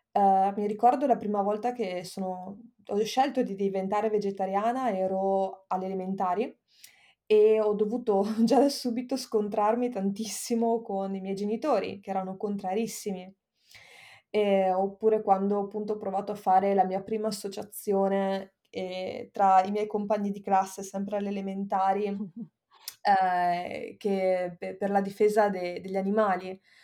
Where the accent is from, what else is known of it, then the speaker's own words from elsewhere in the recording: Verona, Veneto, Italy; moved away as an adult; also born or lived in Bologna; io sono nata a Verona nell'88 e dopodiché ho fatto il liceo scientifico